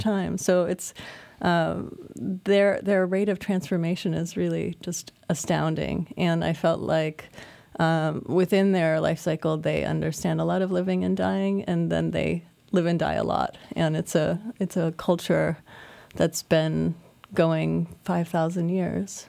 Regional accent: Iowa, United States; now in Brooklyn, United States; as a kid growing up in Iowa

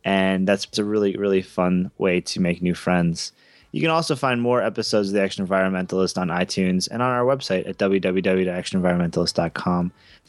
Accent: Raleigh, North Carolina, United States; Another person who's going to be receiving a shirt is Sarah out in my hometown of Raleigh, North Carolina.

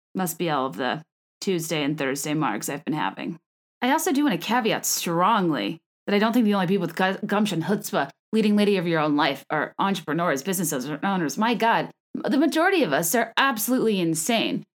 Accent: California, United States; I was born in California. I am a California girl

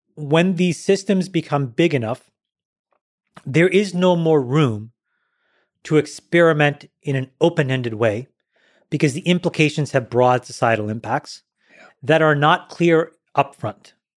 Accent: Ottawa, Ontario, Canada; I grew up in Ottawa, Ontario, Canada.

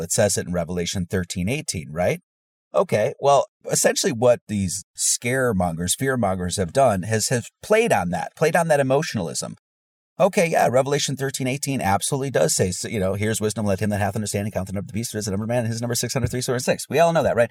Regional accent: Wisconsin, United States; moved away as an adult; also born or lived in Hawaii; I grew up in the Bible Belt in Wisconsin

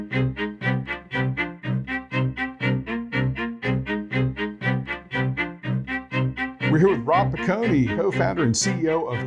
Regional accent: Louisiana, United States; I'm from Louisiana.

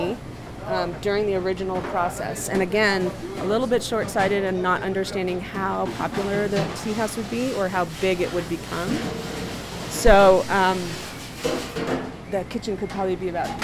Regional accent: United States; as an American woman

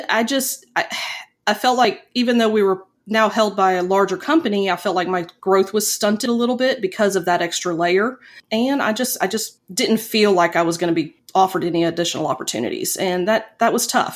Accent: Pensacola, Florida, United States; moved away as an adult; also born or lived in Tuscaloosa, Alabama / Tallahassee, Florida / Fort Walton Beach, Florida; now in Huntsville, United States; I was born and raised in Pensacola, Florida

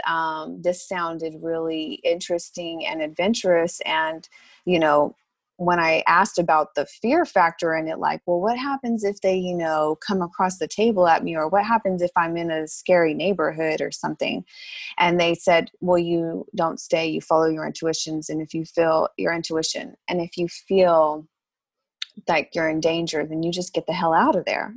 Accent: Lubbock, Texas, United States; moved away as an adult; now in Houston, United States; I was born and raised in Lubbock, and I graduated from Texas Tech

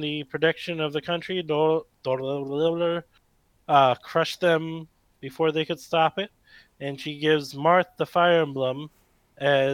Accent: United States; I am an American citizen

